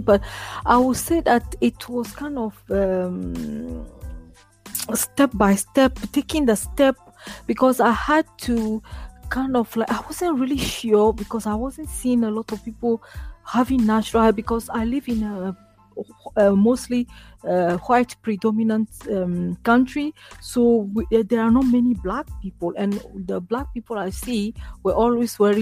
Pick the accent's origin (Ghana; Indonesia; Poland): Ghana; moved away as an adult; now in Sweden; I grew up in Ghana, where I came from originally, and then I moved to Sweden in 2011